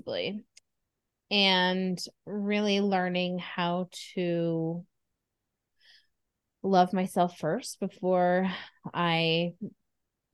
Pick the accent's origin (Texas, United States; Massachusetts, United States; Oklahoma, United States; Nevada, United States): Nevada, United States; Reno; Reno, Nevada